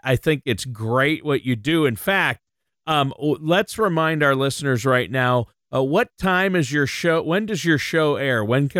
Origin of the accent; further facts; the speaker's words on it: Minnesota, United States; moved away as an adult; also born or lived in Los Angeles / Nashville; I'm from Minnesota, born and raised on a farm, but ended up in LA doing radio promotions for record labels, then in Nashville working for Word Entertainment, the Christian gospel label.